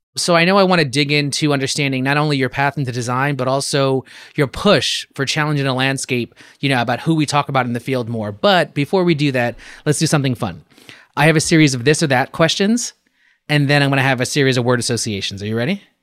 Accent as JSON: {"language": "English", "town": "New York City", "region": "New York", "country": "United States", "tie": "born or raised there", "said": "growing up as a New Yorker"}